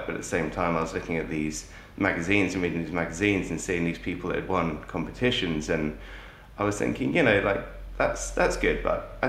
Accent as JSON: {"language": "English", "country": "Jersey", "tie": "born or raised there", "said": "I grew up in Jersey. I've lived here all my life"}